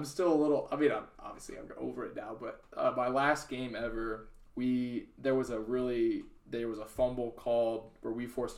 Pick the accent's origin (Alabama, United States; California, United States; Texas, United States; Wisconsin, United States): Texas, United States; San Antonio; I'm from San Antonio, but I went to a small like Christian school